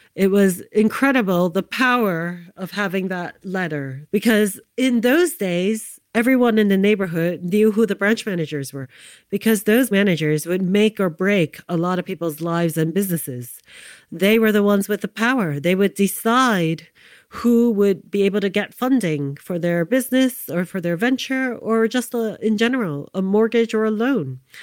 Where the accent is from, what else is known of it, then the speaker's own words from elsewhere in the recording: New York City, New York, United States; I grew up in New York City, Manhattan, downtown in the Lower East Side, the 1970s